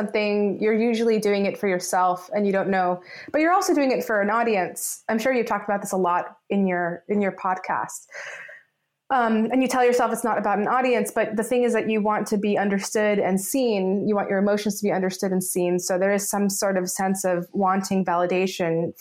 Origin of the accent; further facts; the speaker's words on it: Los Angeles, California, United States; I grew up in Los Angeles.